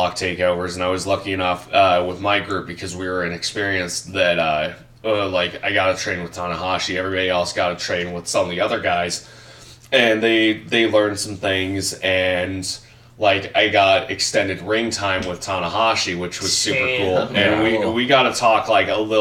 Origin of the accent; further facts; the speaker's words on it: Riverside, California, United States; moved away; my hometown of Riverside, California